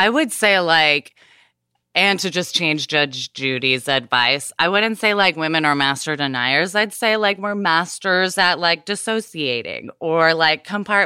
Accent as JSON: {"language": "English", "region": "Southern United States", "country": "United States", "said": "I'm from the South, though, where the idea that women should be married and ideally at a very young age is deeply ingrained."}